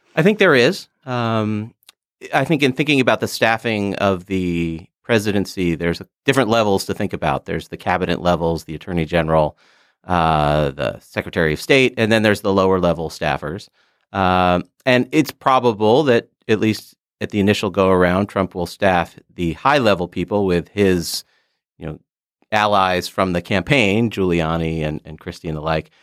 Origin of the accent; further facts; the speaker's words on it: United States; as an American